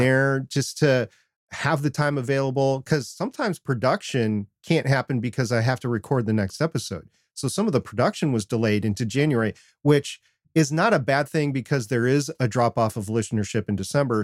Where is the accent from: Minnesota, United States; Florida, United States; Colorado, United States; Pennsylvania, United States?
Minnesota, United States; growing up in Minnesota